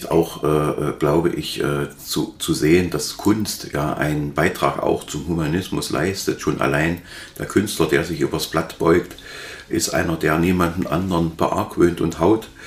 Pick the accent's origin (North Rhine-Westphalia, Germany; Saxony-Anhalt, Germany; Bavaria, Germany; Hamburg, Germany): Saxony-Anhalt, Germany; Halle; Ich kann mich erinnern, dass ich als Hallenser noch gar nicht äh, zurechtkam mit dem äh, Angriff auf die Synagoge